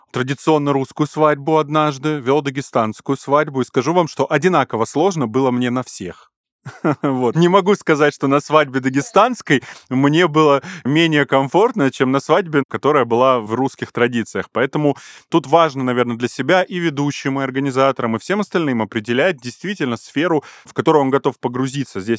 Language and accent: Russian; Armenia; Тань, я вам как армянин скажу